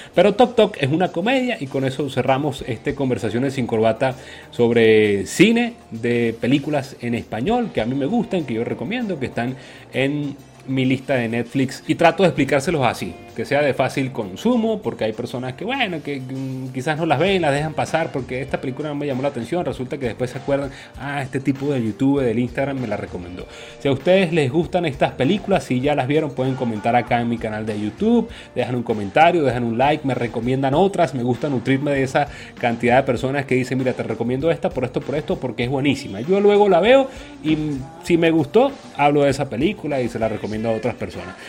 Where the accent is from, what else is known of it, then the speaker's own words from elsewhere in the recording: Venezuela; uno como venezolano